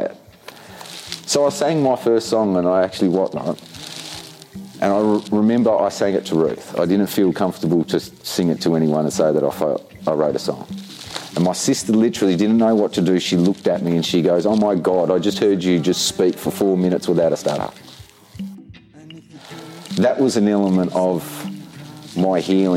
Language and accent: English; Tasmania, Australia; I'm a proud yorta yorta man born in Tasmania